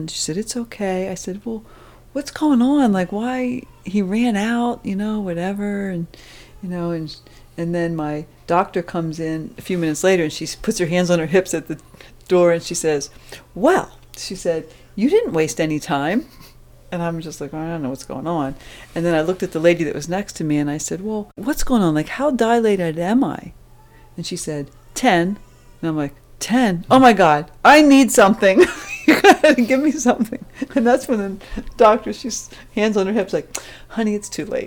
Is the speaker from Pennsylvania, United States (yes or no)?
yes; Pennsylvania, United States; I was born in Pennsylvania